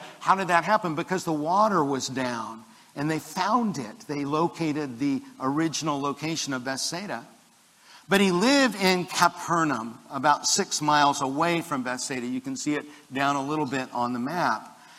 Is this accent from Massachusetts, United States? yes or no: no; Maitland, Florida, United States; now in Melbourne, United States; I would say my hometown is Maitland, Florida. That's where I grew up. But my own town is Melbourne, Florida.